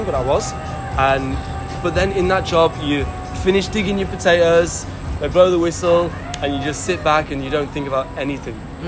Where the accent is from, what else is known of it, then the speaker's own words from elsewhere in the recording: Leeds, Yorkshire and the Humber, United Kingdom; moved away as an adult; now in Australia; I'm from Leeds, in the north of England.